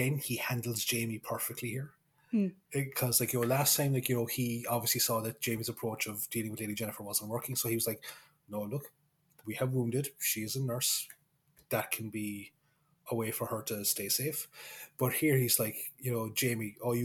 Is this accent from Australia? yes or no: no; Kerry, Munster, Ireland; accent: Kerry; my accent kind of slipped back into Kerry